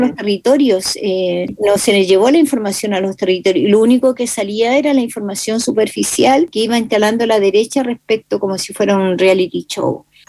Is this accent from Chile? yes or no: yes; Chile; no somos asumidos en derechos políticos